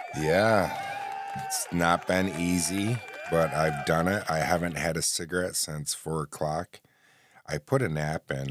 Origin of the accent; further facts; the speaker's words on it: New Haven, New York, United States; also born or lived in Oswego, New York; my hometown of New Haven, New York, which is about fifteen minutes from Oswego, the city I live